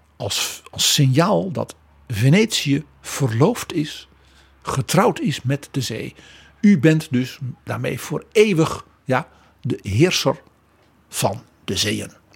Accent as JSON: {"language": "Dutch", "country": "Netherlands"}